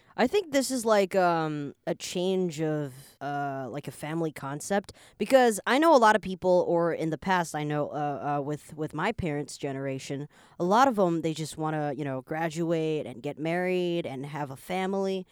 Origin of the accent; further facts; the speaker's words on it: Canada; also born or lived in Taiwan; now in Taipei, Taiwan; I was born here, but I grew up in Canada, so I'm like Taiwanese slash Canadian, and I now live in Taiwan as well